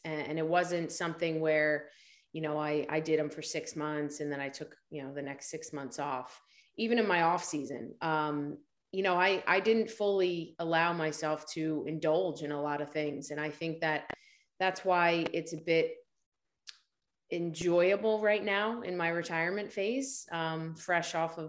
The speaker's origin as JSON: {"language": "English", "region": "New Jersey", "country": "United States", "said": "I'm from New Jersey, South Jersey, just outside of Philadelphia, with a bit of a Rocky mentality going on, the underdog story."}